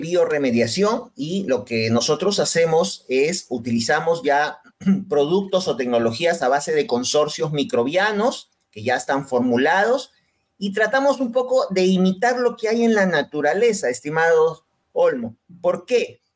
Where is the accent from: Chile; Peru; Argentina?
Peru; en mi país